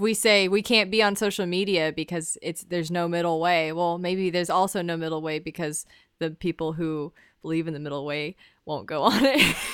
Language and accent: English; the South, United States; growing up in the South